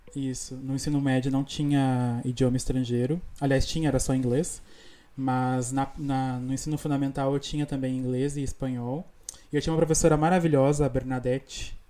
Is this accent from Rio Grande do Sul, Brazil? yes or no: yes; Rio Grande do Sul, Brazil; first language Portuguese; moved away as an adult; now in Buenos Aires, Argentina; eu sou do sul do Brasil, né? Sou gaúcho